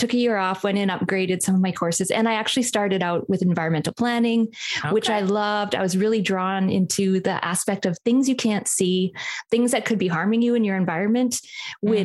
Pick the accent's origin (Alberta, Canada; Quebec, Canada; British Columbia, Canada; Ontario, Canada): British Columbia, Canada; I grew up in a small town in British Columbia